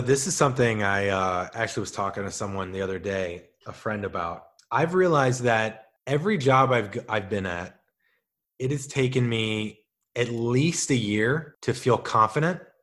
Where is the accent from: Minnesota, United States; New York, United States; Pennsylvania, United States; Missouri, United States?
Missouri, United States; St. Louis; now in Los Angeles, United States; I'm from Saint Louis